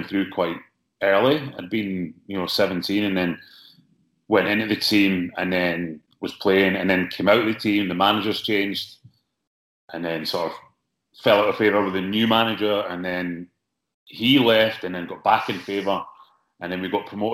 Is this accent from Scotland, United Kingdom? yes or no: yes; Scotland, United Kingdom; me growing up in Scotland